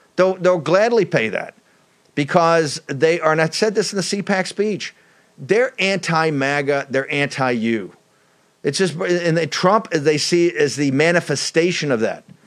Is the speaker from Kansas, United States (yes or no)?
no; Richmond, Virginia, United States; my hometown of Richmond